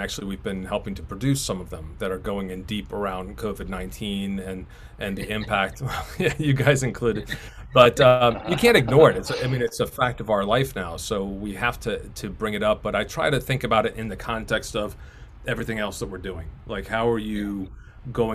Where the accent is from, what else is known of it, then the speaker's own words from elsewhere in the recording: United States; moved away as an adult; also born or lived in Virginia; now in Kent, United Kingdom; I'm another American over here in Europe.